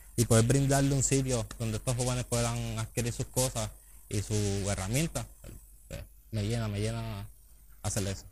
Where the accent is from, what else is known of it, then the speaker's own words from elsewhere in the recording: Comerío, Puerto Rico; moved away as an adult; now in Bayamón, Puerto Rico; soy de Comerío, del barrio El Salto. Me crié y estudié aquí en Comerío